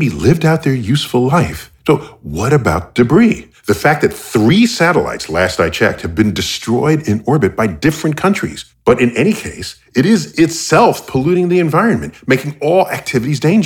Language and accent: English; United States; I'm American